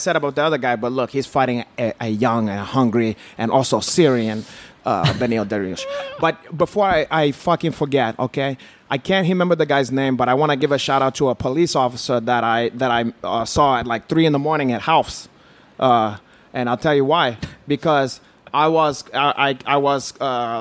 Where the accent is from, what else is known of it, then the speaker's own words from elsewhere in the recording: Brazil; moved away; I told them I'm not black. I'm from Brazil.